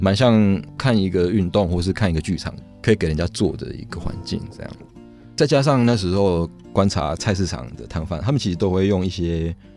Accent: Lukang, Changhua County, Taiwan; 我小时候是在鹿港长大

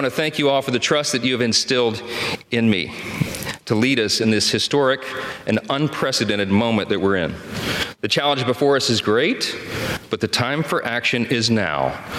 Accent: Shreveport, Louisiana, United States; my hometown of Shreveport, Louisiana, a little town in northwest Louisiana.

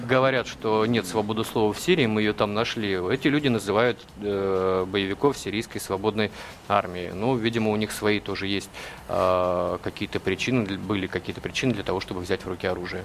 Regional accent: Russia; мы, журналисты из России

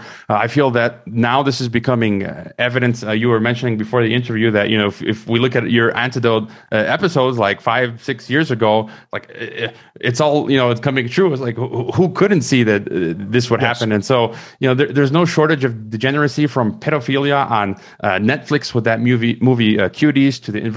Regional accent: Chicago, Illinois, United States; I'm a Chicagoan

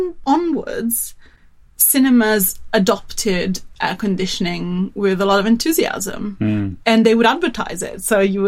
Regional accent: Turin, Piedmont, Italy; And I come from Turin, which is, it's in the north

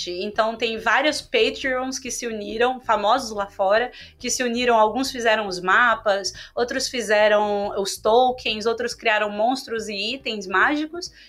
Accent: Rio de Janeiro, Brazil; É, eu sou carioca

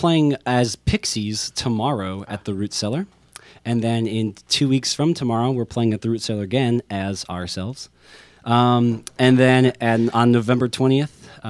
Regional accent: Indiana, United States; also born or lived in Chicago; I was born in Chicago, but I grew up in Indiana.

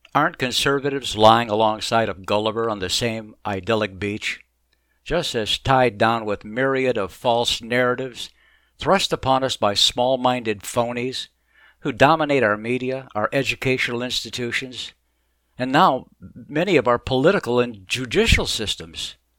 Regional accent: Mesa, Arizona, United States; moved away as an adult; also born or lived in Chicago / Boston; As a kid, I grew up in Mesa, Arizona, and graduated from the University of Arizona

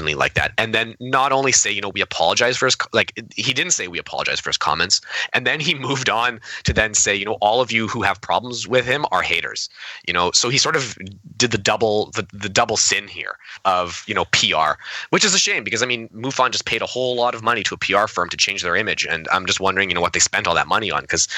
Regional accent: Canada; I'm Canadian

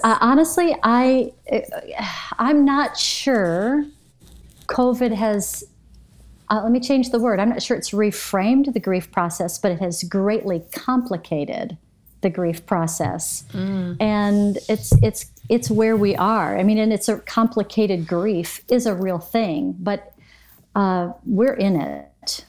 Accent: Michigan, United States; also born or lived in Arlington, Texas; now in Bradenton, United States; I was born in Michigan

